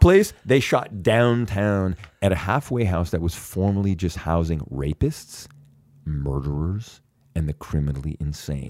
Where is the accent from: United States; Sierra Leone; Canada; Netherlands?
Canada; I'm from Canada